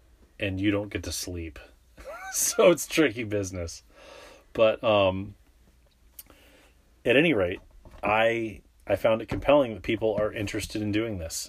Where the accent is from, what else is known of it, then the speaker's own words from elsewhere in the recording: San Diego, California, United States; was in San Diego, my hometown